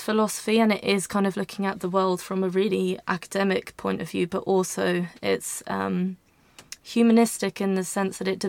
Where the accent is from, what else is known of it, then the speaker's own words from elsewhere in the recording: Tunbridge Wells, South East England, United Kingdom; moved away as an adult; now in Brighton, United Kingdom; I'm from Tunbridge in Kent.